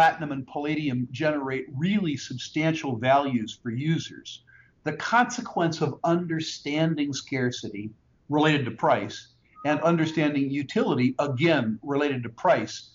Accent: California, United States; when I was growing up in California

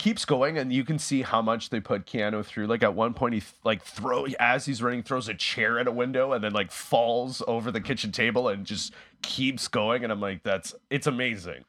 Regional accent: Winnipeg, Manitoba, Canada; now in Toronto, Canada; I'm originally from Winnipeg, and I'm, uh, I was living, I'm living in Toronto

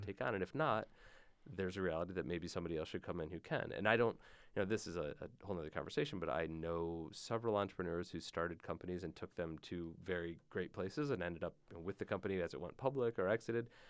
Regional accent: Michigan, United States; I grew up in Michigan

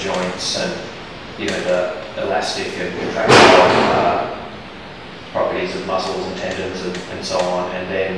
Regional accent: New Zealand; moved away; also born or lived in Australia; I spent a lot of time in the bush growing up in New Zealand and living in Australia.

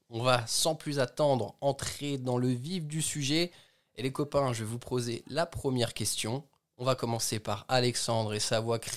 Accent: Belgium; je suis belge

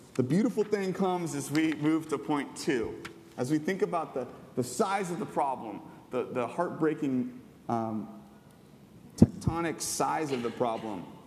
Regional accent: Southern California, United States; I grew up in Southern California my whole life.

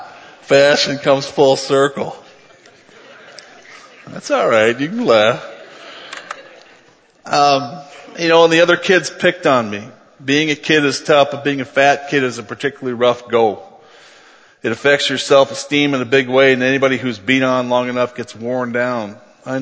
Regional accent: Cresco, Iowa, United States; moved away as an adult; also born or lived in Mason City, Iowa / Milwaukee / Atlanta / Cleveland, Ohio; I was born on September 16, 1966 in Mason City, Iowa

